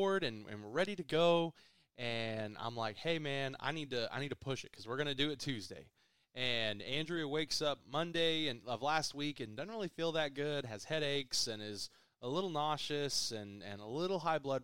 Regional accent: Stillwater, Oklahoma, United States; I was born in Stillwater

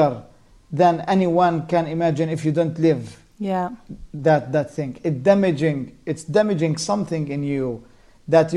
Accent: Jenin, West Bank, Palestine; as a child growing up in Jenin camp

